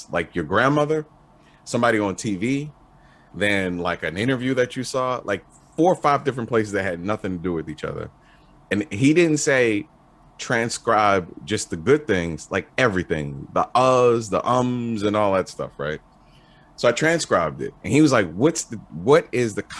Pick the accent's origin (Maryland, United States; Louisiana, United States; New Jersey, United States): Maryland, United States; Baltimore; I'm from Baltimore, I grew up with a lot of people